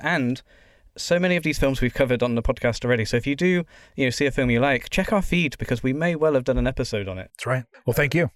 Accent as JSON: {"language": "English", "country": "United Kingdom", "said": "being British"}